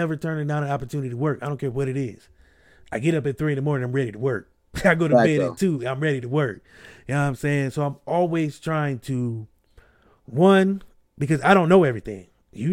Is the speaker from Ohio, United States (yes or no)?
yes; Akron, Ohio, United States; I'm a kid from Akron.